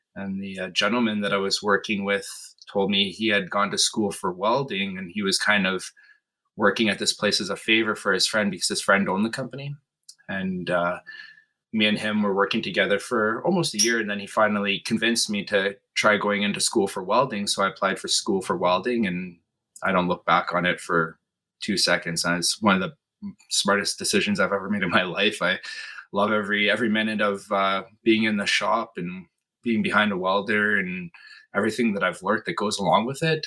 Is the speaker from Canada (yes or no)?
yes; Flin Flon, Manitoba, Canada; moved away as an adult; now in Winnipeg, Canada; born and raised in Flin Flon, Manitoba, which is about uh, nine hour drive north of here